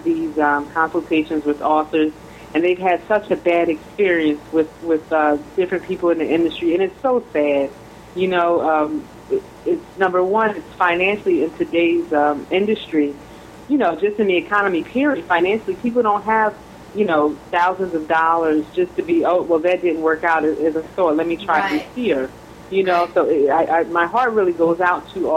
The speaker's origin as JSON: {"language": "English", "town": "Philadelphia", "region": "Pennsylvania", "country": "United States", "moved": "as an adult", "lives_now": "South Jersey, United States", "said": "I'm originally from Philadelphia, PA. I've been in the South Jersey area for about 13 years"}